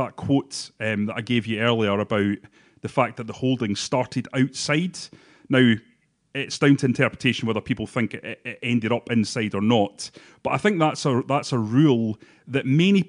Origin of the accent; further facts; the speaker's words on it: Bathgate, Scotland, United Kingdom; I'm from Bathgate